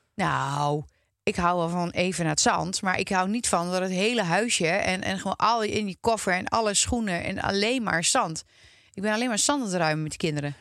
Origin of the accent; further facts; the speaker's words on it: Twente, Overijssel, Netherlands; now in Loosdrecht, Netherlands; Ik kom uit Twente